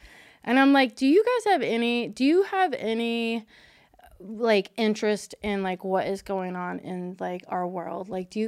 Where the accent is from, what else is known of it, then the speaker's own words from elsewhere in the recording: Kentucky, United States; I'm from Kentucky. My whole family's from Kentucky.